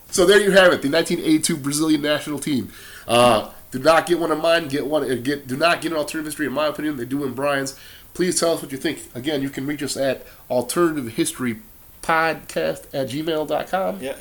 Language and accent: English; Wisconsin, United States; But we're here from Wisconsin. You like the Green Bay Packers as much as I like the Green Bay Packers.